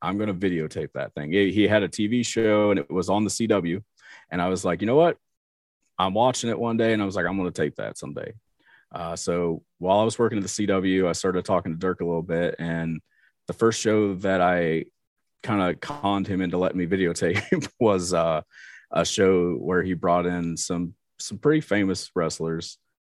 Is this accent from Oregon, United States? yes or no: no; Portsmouth, Ohio, United States; also born or lived in Cincinnati, Ohio; I was born in Cincinnati, but I moved uh, to Portsmouth when I when I was five. So might as well say I've been here my whole life.